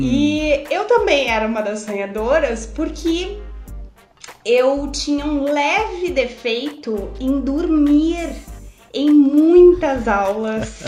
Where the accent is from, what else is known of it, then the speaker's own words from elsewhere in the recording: Santa Maria, Rio Grande do Sul, Brazil; Eu sou gaúcha, sou de Santa Maria, Rio Grande do Sul, vocês vão ouvir muito capaz, bate